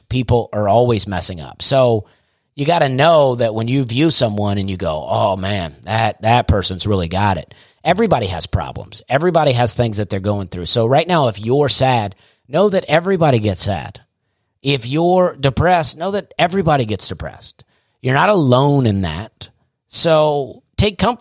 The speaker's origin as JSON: {"language": "English", "region": "Alabama", "country": "United States", "said": "I'm from Alabama"}